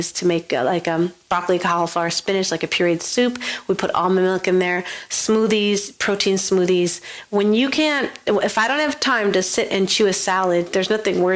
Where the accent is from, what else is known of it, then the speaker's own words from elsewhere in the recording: Buffalo, New York, United States; I grew up in Western New York, in Buffalo, New York